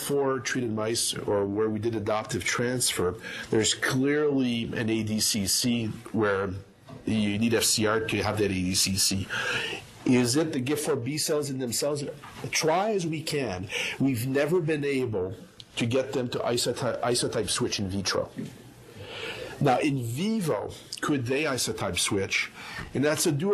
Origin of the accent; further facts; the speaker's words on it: Canada; moved away as an adult; also born or lived in Montreal, Canada; now in Atlanta, United States; as a Canadian